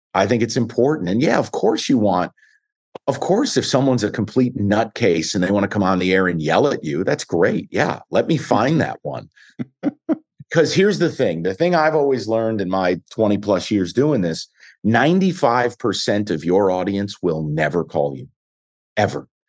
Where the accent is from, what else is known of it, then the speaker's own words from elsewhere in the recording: New York, United States; now in Detroit, United States; I was a kid from New York